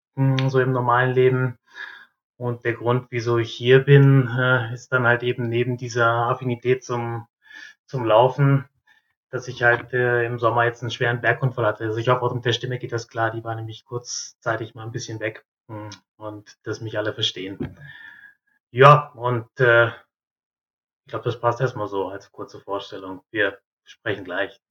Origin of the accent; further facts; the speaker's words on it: North Rhine-Westphalia, Germany; moved away as an adult; also born or lived in southern Germany; bei uns in Ostwestfalen